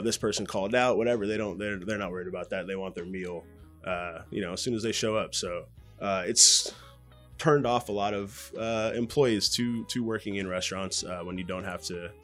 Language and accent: English; Los Angeles, California, United States; I grew up basically in West LA.